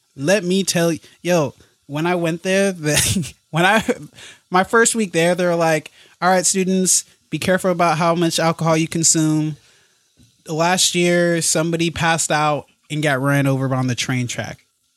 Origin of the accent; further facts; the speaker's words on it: Colorado Springs, Colorado, United States; also born or lived in Hays, Kansas; I'm from Colorado Springs. Okay. Raised there, not born. I was there for school.